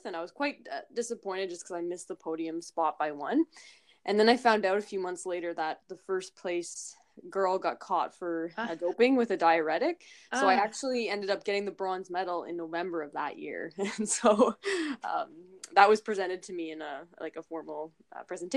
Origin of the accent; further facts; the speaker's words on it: Toronto, Ontario, Canada; in Toronto in my hometown